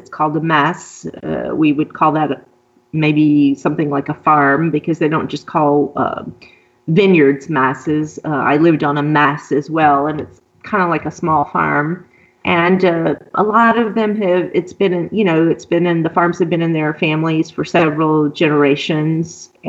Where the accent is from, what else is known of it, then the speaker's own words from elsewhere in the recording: Deep South, United States; And it's not something that I ever experienced in the U.S. Particularly, I grew up in the Deep South and I grew up in the Bible Belt.